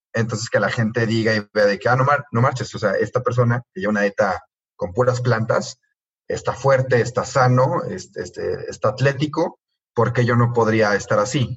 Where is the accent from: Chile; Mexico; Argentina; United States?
Mexico; somos los dos de México